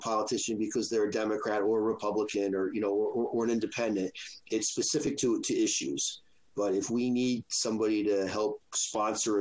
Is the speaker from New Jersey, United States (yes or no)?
yes; New Jersey, United States; now in Rhode Island, United States; I grew up in Jersey